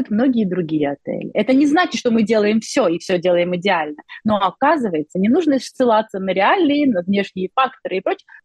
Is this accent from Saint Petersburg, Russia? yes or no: yes; Saint Petersburg, Russia; Поскольку я сама из Петербурга, э, то постоянно, часто приезжая в Казань, я получаю невероятное удовольствие